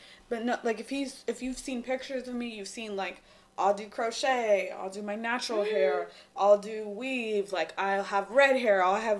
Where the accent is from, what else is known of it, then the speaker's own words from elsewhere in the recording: Lemon Grove, California, United States; I'm from Lemon Grove.